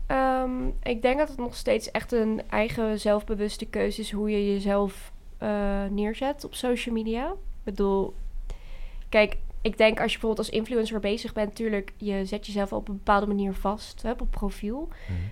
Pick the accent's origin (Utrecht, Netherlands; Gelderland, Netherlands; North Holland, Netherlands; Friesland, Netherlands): Utrecht, Netherlands; Veenendaal; ik ben 21 eh, jaar en ik kom uit Venendaal